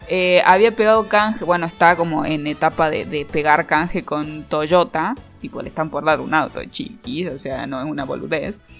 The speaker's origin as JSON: {"language": "Spanish", "region": "Catamarca", "country": "Argentina", "lives_now": "Córdoba, Argentina", "said": "vivo en Córdoba, soy de Catamarca, pero vivo en Córdoba."}